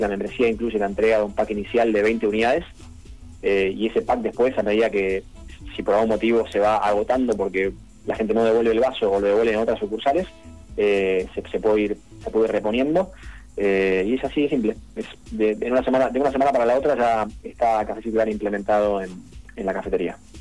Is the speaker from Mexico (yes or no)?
no; Buenos Aires, Argentina; nosotros somos de Cava